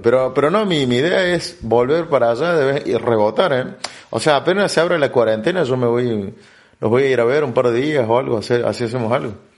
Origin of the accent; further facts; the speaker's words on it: Argentina; moved away as an adult; also born or lived in Berlin; de donde yo vengo, de Argentina